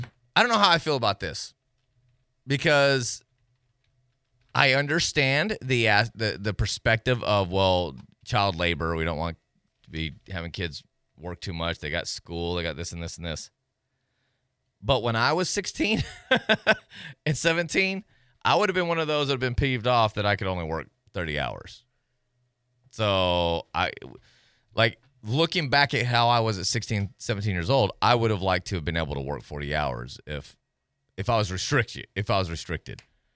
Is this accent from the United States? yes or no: yes; Tennessee, United States; We're both from Tennessee.